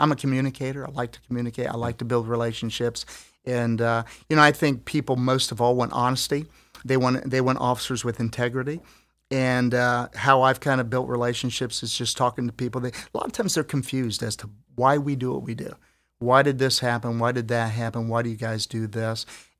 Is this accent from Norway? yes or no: no; Philippines; born there; also born or lived in New York; We're in the Philippines. I was born in the Philippines. I spent some time in New York and in third grade